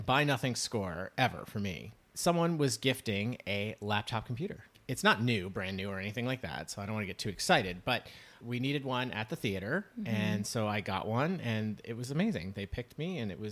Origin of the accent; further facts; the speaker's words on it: New York, United States; we're from New York